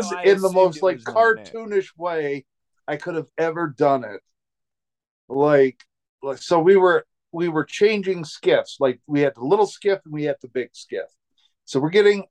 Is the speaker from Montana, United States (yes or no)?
yes; Montana, United States; I'm from Montana